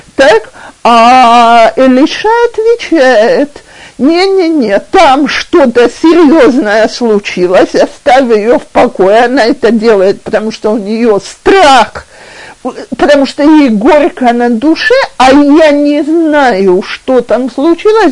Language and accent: Russian; Russia; now in Israel; мы, э, люди из России